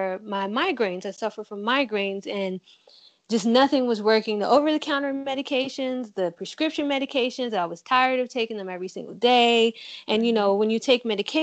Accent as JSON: {"language": "English", "region": "Virginia", "country": "United States", "said": "I'm from Virginia"}